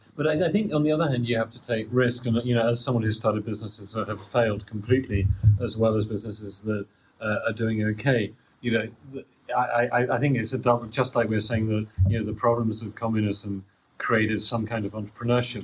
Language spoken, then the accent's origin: English; United Kingdom; I'm British, and you know, British people have this reputation for being a bit arrogant